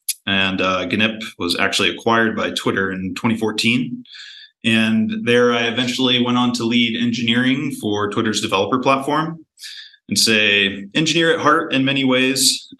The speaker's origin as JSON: {"language": "English", "region": "Delaware", "country": "United States", "tie": "born or raised there", "said": "I grew up in Delaware."}